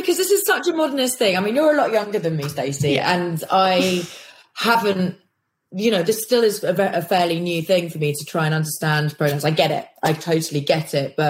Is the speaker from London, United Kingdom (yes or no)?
yes; London, United Kingdom; also born or lived in Kirkcudbright, Scotland; I was born in London for literally about 10 days and then whisked up to Scotland to a place called Dumfries, a place called Kirkcudbright, which is in like the borders of Scotland